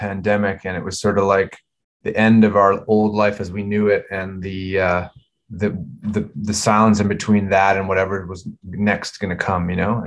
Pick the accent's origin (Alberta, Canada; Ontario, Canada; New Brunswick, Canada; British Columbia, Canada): British Columbia, Canada; Vancouver; we grew up in Vancouver together